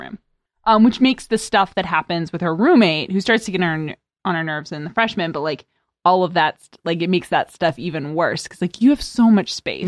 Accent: East Coast, United States; also born or lived in Arizona; I'm from the East Coast

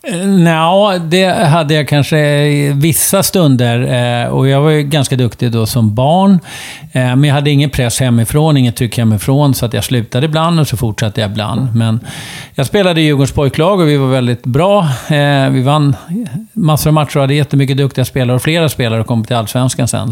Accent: Uppsala, Uppsala County, Sweden; på sjukhuset i Uppsala. Akademiska sjukhuset i Uppsala 1962

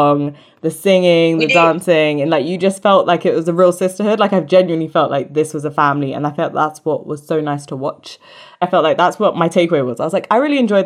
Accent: St. Kitts & Nevis; I'm from St. Kitts and Nevis. And my mom's from the US Virgin Islands as well

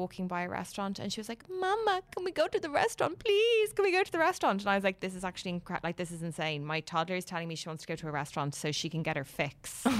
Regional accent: Dún Laoghaire, Leinster, Ireland; sorry, I do love Dunleary. I'm from Dunleary.

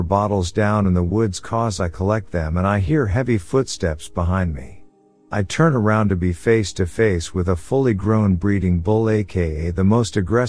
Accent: Alberta, Canada; I'm from Alberta, Canada. Take this as you will, and I promise you it's not a word of lies. I grew up with Bigfoot.

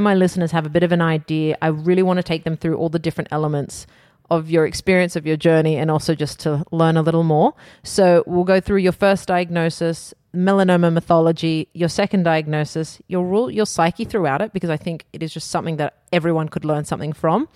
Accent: Australia; Growing up in Australia

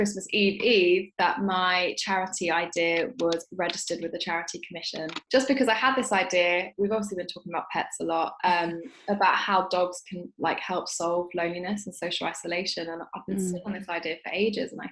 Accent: London, United Kingdom; growing up in South London, which is where I've grown up my entire life

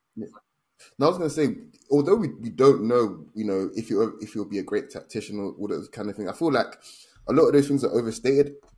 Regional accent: Nigeria; as a Nigerian

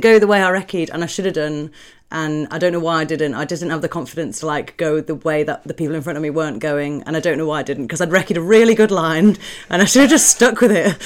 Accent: South Staffordshire, West Midlands, United Kingdom; I grew up in South Staffordshire, just outside the West Midlands.

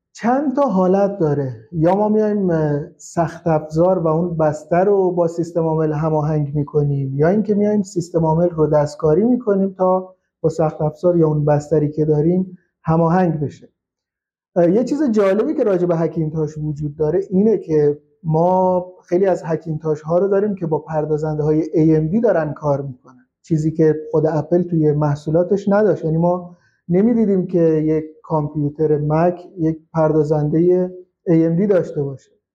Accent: Shush, Khuzestan, Iran; من اهل خوزستانم شهرستان شوش

